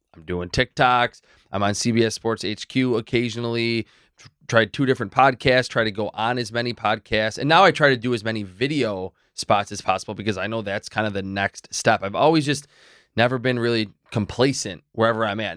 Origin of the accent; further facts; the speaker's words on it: Medina, New York, United States; also born or lived in North Tonawanda; I grew up in Medina. I still live in Medina